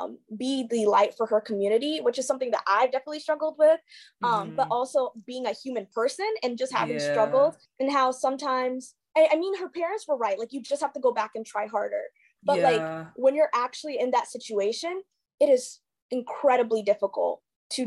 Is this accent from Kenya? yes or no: yes; Kenya; so I'm like a first generation like immigrant, I'm Kenyan.